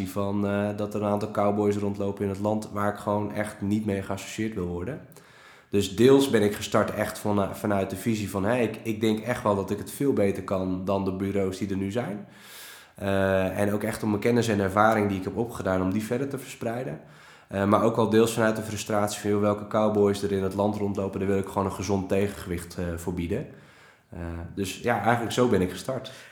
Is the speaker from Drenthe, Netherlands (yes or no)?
no; Friesland, Netherlands; Ik ben geboren en getogen Fries. En heel veel mensen kunnen dat gelukkig niet meer horen aan me.